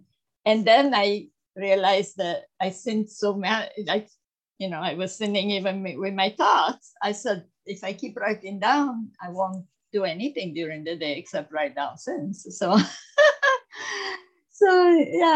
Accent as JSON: {"language": "English", "country": "Italy", "tie": "born or raised there", "moved": "yes", "said": "I was born in Italy, as you said, in a Roman Catholic family"}